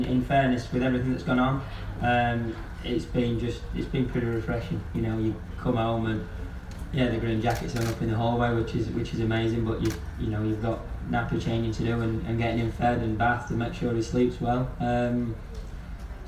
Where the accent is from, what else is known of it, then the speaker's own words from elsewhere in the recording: United Kingdom; as a British player